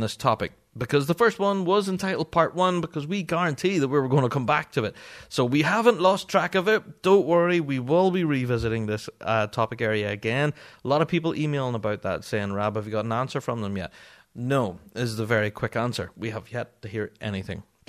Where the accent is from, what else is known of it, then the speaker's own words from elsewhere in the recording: Northern Ireland, United Kingdom; I'm a Northern Irishman and English is not my first language.